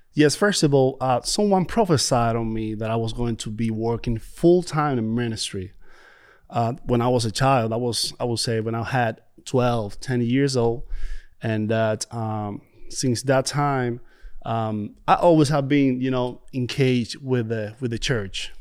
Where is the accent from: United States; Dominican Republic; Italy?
Dominican Republic; moved away; I came from Dominican Republic, and, uh, it's a beautiful place, beautiful beaches.